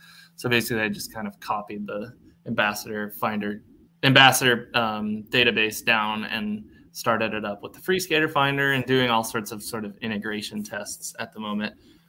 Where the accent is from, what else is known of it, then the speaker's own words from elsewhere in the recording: New England, United States; Never knew they existed until I came down to school near Tampa, and I'm from the New England area.